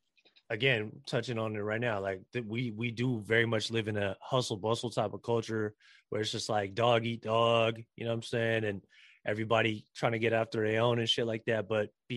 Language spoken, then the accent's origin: English; Philippines; again, not to generalize here, but this is just the kind of common characteristic traits that we have as Filipino people.